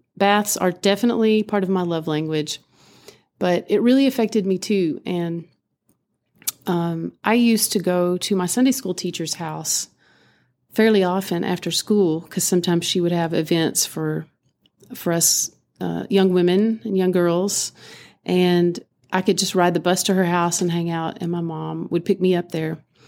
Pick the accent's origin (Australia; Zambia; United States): United States; Appalachia; growing up in Appalachia